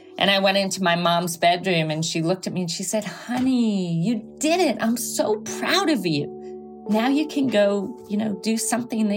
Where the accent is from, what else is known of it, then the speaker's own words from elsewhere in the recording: Greenwich, Connecticut, United States; now in Santa Ynez, United States; I grew up in Greenwich, Connecticut.